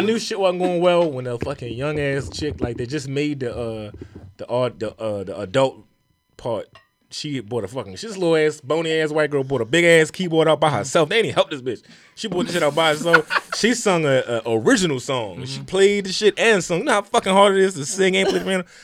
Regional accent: Baltimore, Maryland, United States; I'm from Baltimore

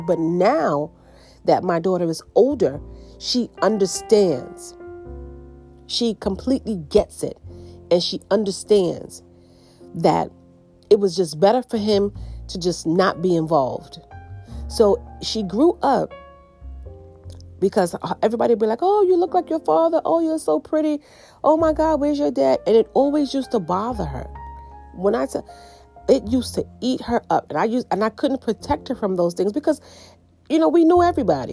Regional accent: United States; most of my family, they were in the islands, and I grew up in the States. And so my brothers were born in the island. I was the only one born in the States.

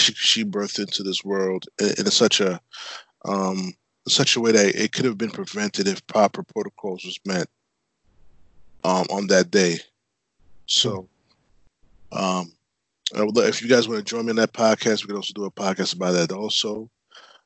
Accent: Uniondale, New York, United States; We're all from Uniondale originally

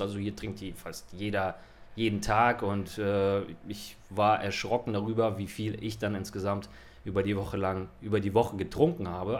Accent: Hamburg, Germany; now in Barcelona, Spain; bei uns in Hamburg

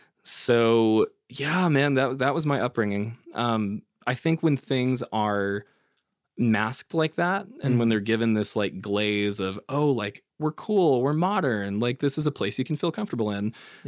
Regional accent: Oklahoma, United States; Like I was born and raised here in Oklahoma.

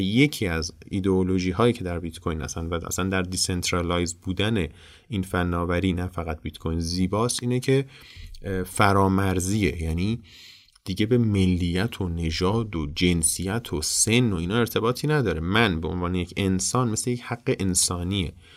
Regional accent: Iran; به عنوان یک ایرانی

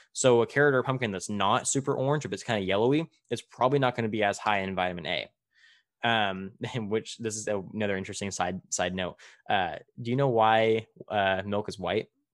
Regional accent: Tulare, California, United States; in my hometown of Tulare, which is about an hour south of where I'm at right now, in smack dab middle of California

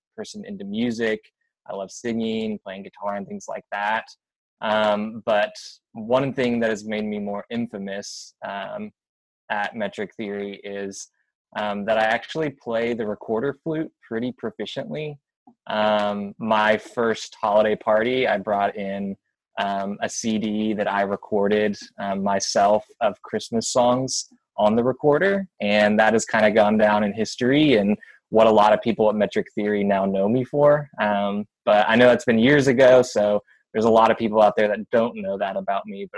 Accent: Atlanta, Georgia, United States; also born or lived in Denver, Colorado; now in Birmingham, United States; I'm originally from the South, Atlanta

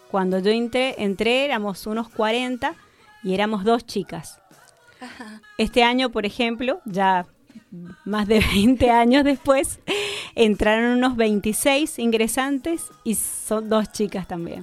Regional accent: Mendoza, Argentina; moved away as an adult; now in Neuquén, Argentina; nací en Mendoza, viví en Mendoza hasta los 28 años, me fui de allá hace 20

